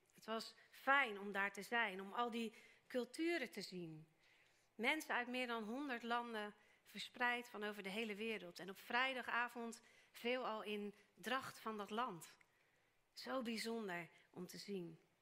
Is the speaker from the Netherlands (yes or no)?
yes; Netherlands; wij als Nederlanders